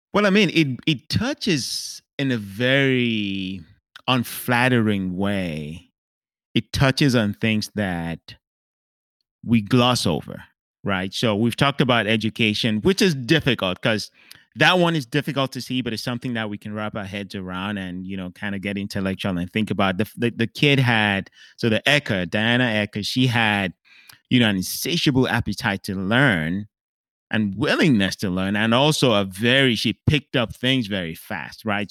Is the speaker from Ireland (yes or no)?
no; Cameroon; growing up in Cameroon